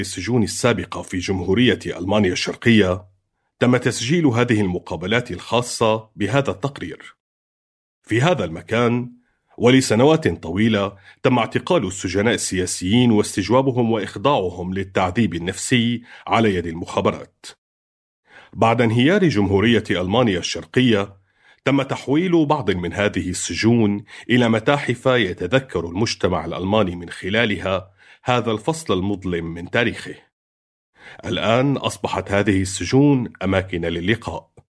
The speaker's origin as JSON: {"language": "Arabic", "town": "Damascus", "region": "Damascus Governorate", "country": "Syria", "said": "عمري 30 سنة وأنا من دمشق"}